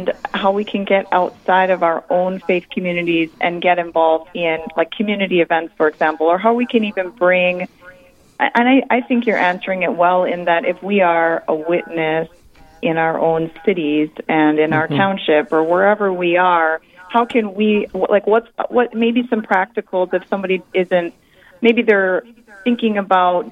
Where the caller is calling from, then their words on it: Crookston, Minnesota, United States; I'm calling from Crookston, Minnesota